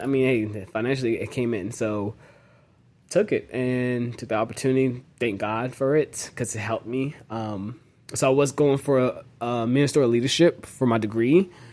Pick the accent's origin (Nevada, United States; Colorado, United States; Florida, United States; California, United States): Florida, United States; Jacksonville; also born or lived in Dallas, Texas / Nashville, Tennessee / Tampa, Florida; so I grew up in Jacksonville most of my life